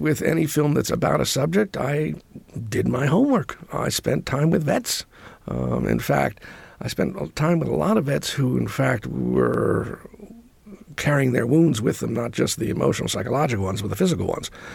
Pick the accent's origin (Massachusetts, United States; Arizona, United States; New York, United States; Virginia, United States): New York, United States; New York City; I grew up in New York.